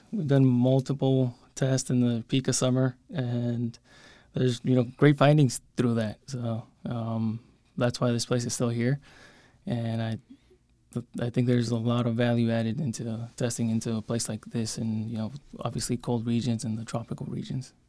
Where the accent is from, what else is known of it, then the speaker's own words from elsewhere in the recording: San Luis, Arizona, United States; I came back, uh, to, to my hometown and started working here.